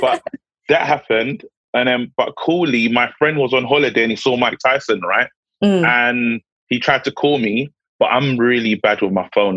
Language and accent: English; London, United Kingdom; I, I grew up in Brixton